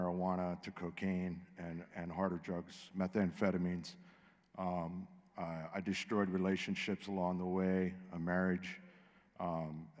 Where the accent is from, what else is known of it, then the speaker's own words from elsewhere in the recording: Pittsburgh, Pennsylvania, United States; I'm from Pittsburgh.